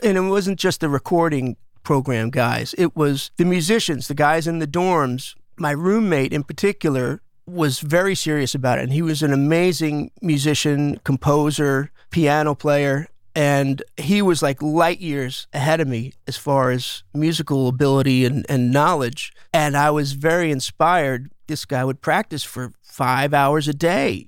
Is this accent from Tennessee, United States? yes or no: no; Smithtown, New York, United States; also born or lived in Bay Ridge, Brooklyn, New York; We moved out to a spot called Smithtown, which is right in the middle of Long Island.